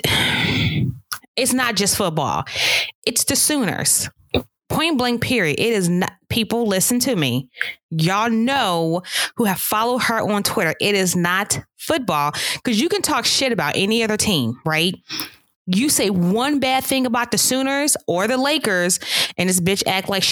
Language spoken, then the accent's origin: English; Pittsburgh, Pennsylvania, United States; I grew up in Pittsburgh